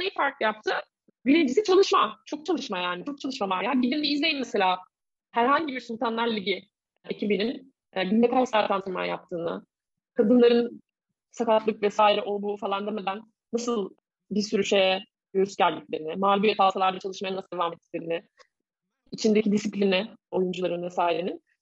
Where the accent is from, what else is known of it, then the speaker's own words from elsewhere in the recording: Bursa, Turkey; also born or lived in Istanbul; Ben İstanbul doğumluyum, 1983 doğumluyum. Çocukluğum İstanbul'da değil, Bursa'da geçti daha çok.